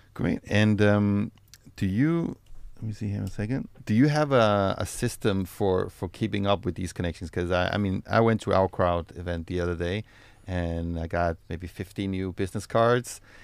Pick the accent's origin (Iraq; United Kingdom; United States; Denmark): Denmark; moved away as an adult; now in Israel; I'm from Denmark